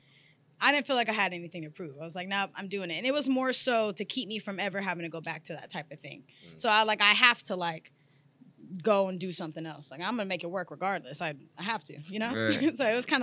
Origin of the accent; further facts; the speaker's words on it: Sacramento, California, United States; I'm from Sacramento, California. That's where I originate